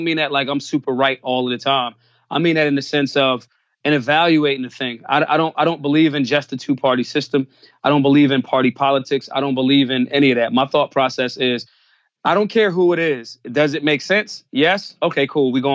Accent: Philadelphia, Pennsylvania, United States; I'm from Philly, born and raised

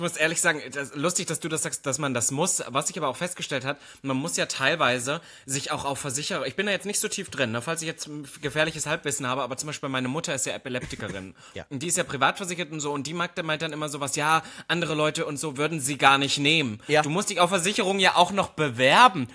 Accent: East Germany, Germany; moved away; als Ossi

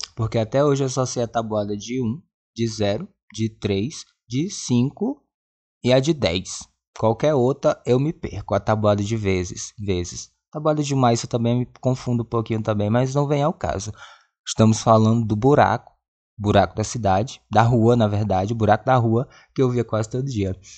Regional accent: Presidente Dutra, Maranhão, Brazil; moved away; a cidade onde eu cresci, Presidente Dutra, Maranhão.

